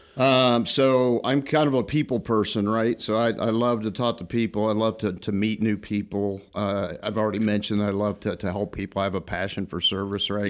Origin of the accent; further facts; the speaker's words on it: Illinois, United States; moved away as an adult; originally born and raised in Illinois, not too far from here